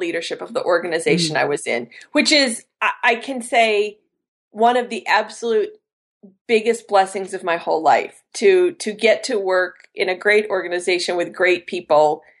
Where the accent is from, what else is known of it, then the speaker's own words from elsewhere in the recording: Colorado, United States; moved away as an adult; also born or lived in China / Beijing, China; now in Denver, United States; I grew up in Colorado